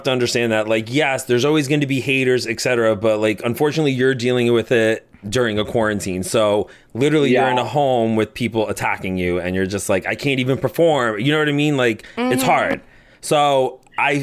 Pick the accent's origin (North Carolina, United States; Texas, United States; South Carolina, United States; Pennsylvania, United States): Pennsylvania, United States; I grew up in Pennsylvania